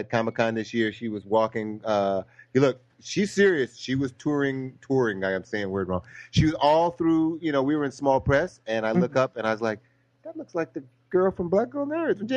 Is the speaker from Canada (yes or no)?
no; Cleveland, Ohio, United States; now in Los Angeles, United States; I'm originally from Cleveland, Ohio, so we have snow